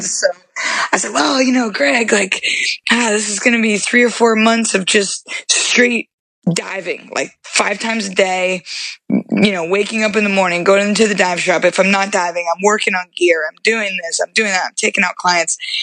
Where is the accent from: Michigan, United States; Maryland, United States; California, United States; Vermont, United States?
Vermont, United States; moved away; I'm from Vermont originally, so we used to go to Orlando every year when I was a kid.